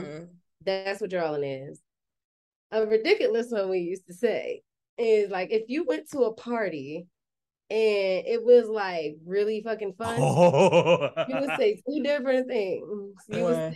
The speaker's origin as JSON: {"language": "English", "town": "Chester", "region": "Pennsylvania", "country": "United States", "tie": "born or raised there", "said": "I'm not from Philly, so I'm from Chester, Pennsylvania, also known as the tri-state area"}